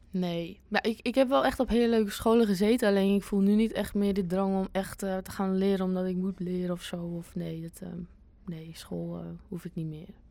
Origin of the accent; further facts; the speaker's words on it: Winkel, North Holland, Netherlands; now in Amsterdam, Netherlands; het heet Winkel, waar ik vandaan kom